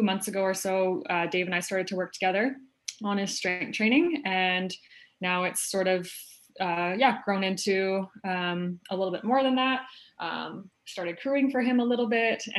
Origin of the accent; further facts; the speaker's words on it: Kelowna, British Columbia, Canada; moved away as an adult; now in Calgary, Canada; So I'm actually from Kelowna, BC, which is much warmer than Calgary right now. And I moved to Calgary